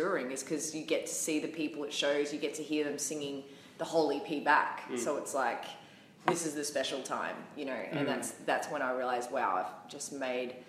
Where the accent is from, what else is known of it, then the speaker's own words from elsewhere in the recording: Gold Coast, Queensland, Australia; where I'm from, like the Gold Coast, we don't have many venues.